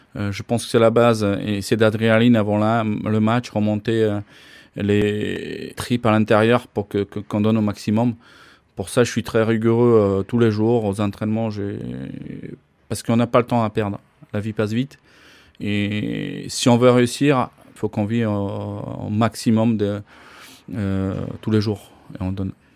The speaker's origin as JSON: {"language": "French", "country": "Slovakia", "tie": "born or raised there", "also_born_or_lived": "Bordeaux, France / Gap, France / Dunkerque, France / Nantes, France", "moved": "as an adult", "lives_now": "Nice, France", "said": "Je suis né en Slovaquie, euh, je suis venu en France en 1989."}